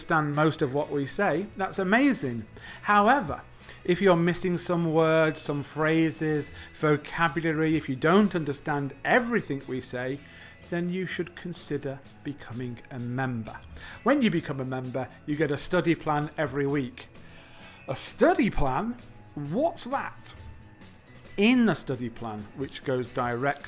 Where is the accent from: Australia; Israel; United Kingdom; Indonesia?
United Kingdom; England; I'm from England